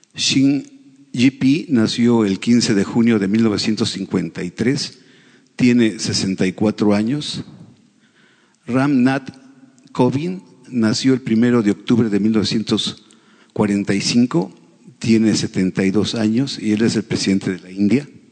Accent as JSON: {"language": "Spanish", "country": "Mexico"}